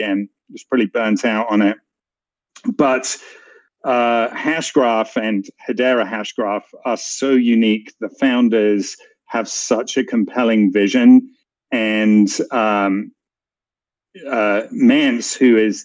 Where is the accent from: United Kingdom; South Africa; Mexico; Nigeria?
United Kingdom; England; moved away as an adult; also born or lived in San Francisco; you can tell from my accent, I am not American. I am from England.